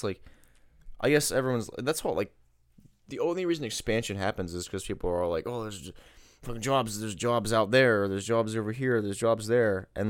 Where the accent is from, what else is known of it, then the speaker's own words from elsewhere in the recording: East Coast, United States; I'm from the East Coast